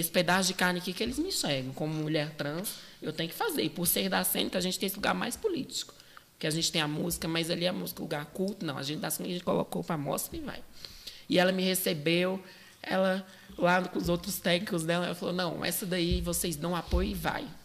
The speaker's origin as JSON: {"language": "Portuguese", "town": "Brazlândia", "region": "Federal District", "country": "Brazil", "said": "Eu é, sou de Braslândia ah, essa periferia mais rural, urbana."}